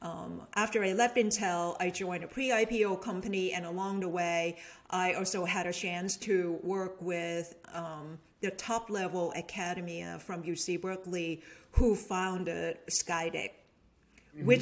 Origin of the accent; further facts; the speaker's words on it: Bangkok, Thailand; first language Thai; English is a second language; moved away as an adult; also born or lived in Ann Arbor, Michigan / Washington, D.C.; now in Bay Area, United States; Bangkok, Thailand, people, love to go there. That's where I grew up. That's where I was born